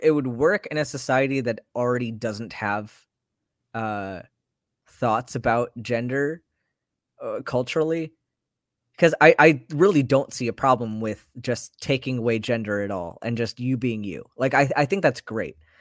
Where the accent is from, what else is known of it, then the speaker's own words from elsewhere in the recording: United States; I grew up in American society